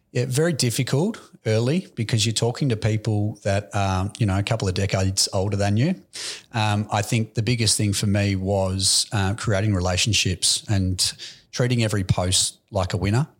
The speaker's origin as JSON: {"language": "English", "town": "Aspendale", "region": "Victoria", "country": "Australia", "tie": "born or raised there", "said": "Aspendale. I grew up"}